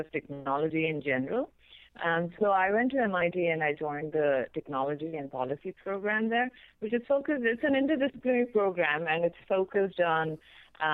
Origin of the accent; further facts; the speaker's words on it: India; moved away as an adult; also born or lived in Berkeley, United States; now in United States; I grew up in India and I did my undergrad there